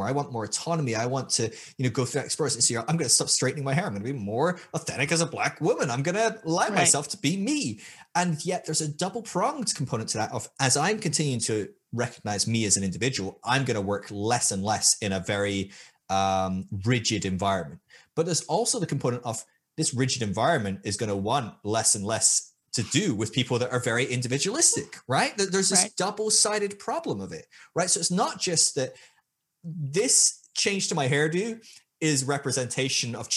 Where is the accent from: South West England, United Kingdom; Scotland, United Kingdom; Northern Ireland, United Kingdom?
Scotland, United Kingdom; moved away as an adult; also born or lived in Sydney, Australia; I was from Scotland, which is a white ass place